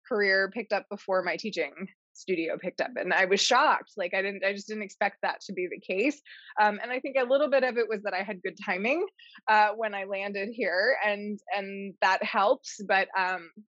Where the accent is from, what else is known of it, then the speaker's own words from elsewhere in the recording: central Pennsylvania, United States; moved away as an adult; also born or lived in Ohio / Wisconsin; I grew up in Pennsylvania, but in literally the middle of the state, so very close to Penn State, somewhere very rural